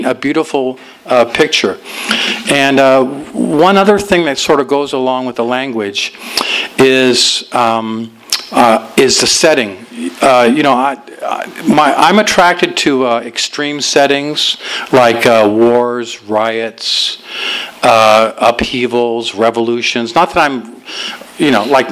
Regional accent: Los Angeles, California, United States; also born or lived in Alhambra, California; I was born in Alhambra, and we lived there for a while, and then we moved out to my folks moved to Van Nuys after

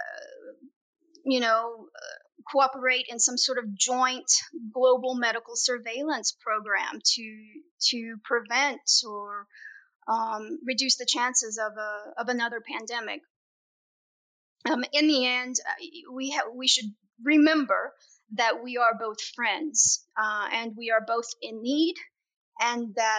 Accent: United States; as an American

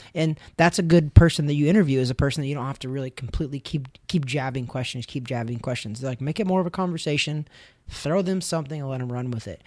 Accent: United States; I'm an American

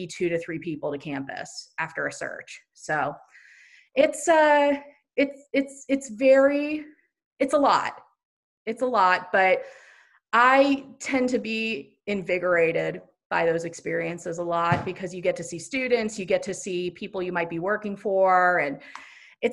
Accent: Ohio, United States; moved away as an adult; also born or lived in Indiana; I'm from Ohio and then went to school in Indiana

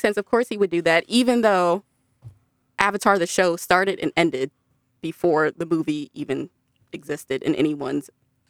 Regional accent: Maryland, United States; now in Alabama, United States; I grew up in Maryland, USA, and now I live in Alabama.

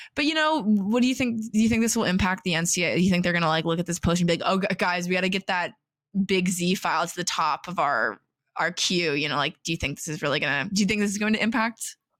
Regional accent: West Lafayette, Indiana, United States; I grew up in West Lafayette.

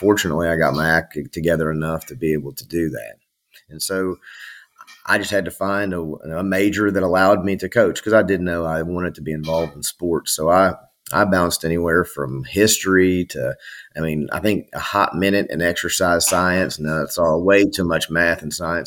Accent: Knoxville, Tennessee, United States; also born or lived in Strawberry Plains, Tennessee; I'm originally from Knoxville, Tennessee, and then they're in East Tennessee

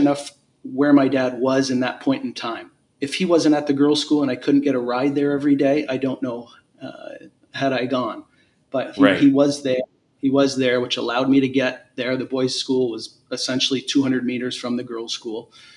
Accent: Hamilton, Ontario, Canada; I grew up in Stony Creek, which is like a smaller town, part of Hamilton

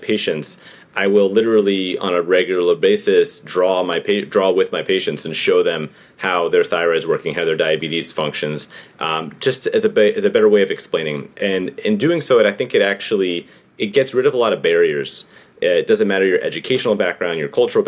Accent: New York City, New York, United States; born and raised in New York City.

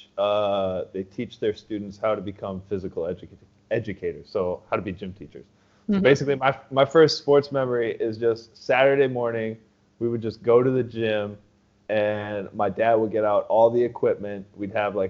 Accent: Superior, Wisconsin, United States; moved away as an adult; I grew up in Wisconsin. So right across the way

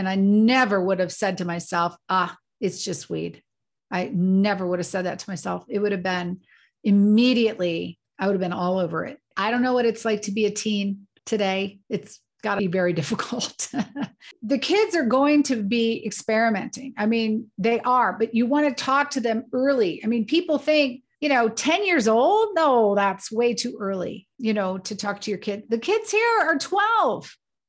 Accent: Colorado Springs, Colorado, United States; I grew up in the military, and my father's a retired colonel. I grew up in Colorado Springs on the Air Force Academy.

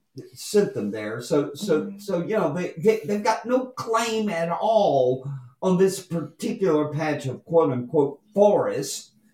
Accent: Douglas County, Georgia, United States; when I was growing up in Douglas County

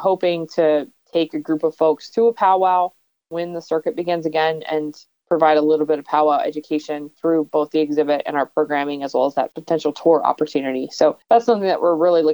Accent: West Virginia, United States; now in Bemidji, United States; I grew up in West Virginia and that county fair was a little bit different

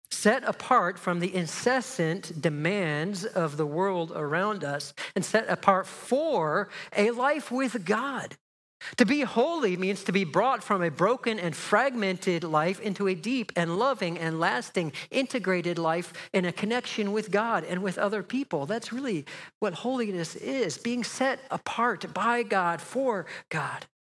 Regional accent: just outside of Chicago, Illinois, United States; moved away as an adult; also born or lived in Pasadena, California; now in Menlo Park, United States; I grew up just outside of Chicago

